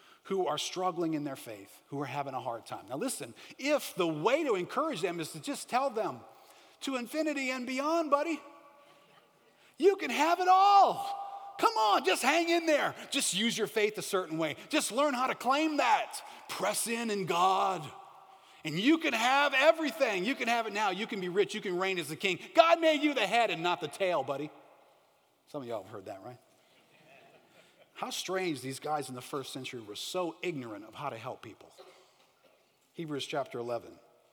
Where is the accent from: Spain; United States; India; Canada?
United States